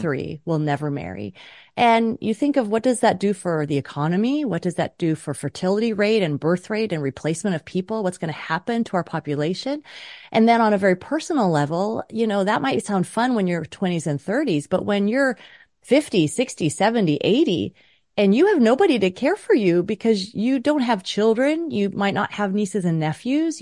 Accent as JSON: {"language": "English", "region": "New York", "country": "United States", "tie": "born or raised there", "said": "I was born in New York"}